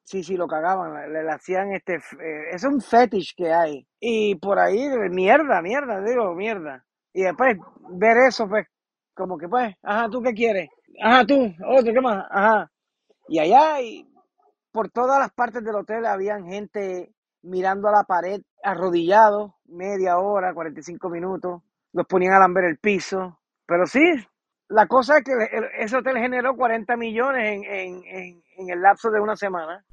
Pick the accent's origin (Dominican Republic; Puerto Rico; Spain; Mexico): Puerto Rico; moved away as an adult; also born or lived in San Juan; now in United States; Empecé en Puerto Rico y me fui desarrollando